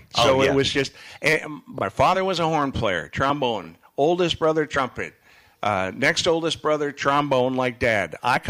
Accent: Fargo, North Dakota, United States; now in Holland, United States; we're from North Dakota. We're from Fargo originally.

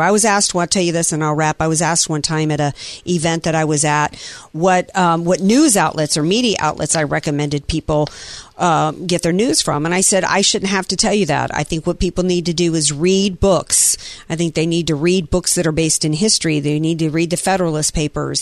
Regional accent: the South, United States; I grew up in the South

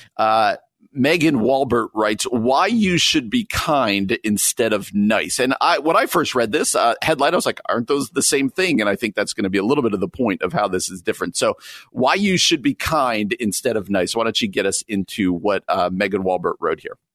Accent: New Jersey, United States; moved away; also born or lived in Midwest; as somebody who grew up on the East Coast, I grew up in New Jersey, just outside New York City

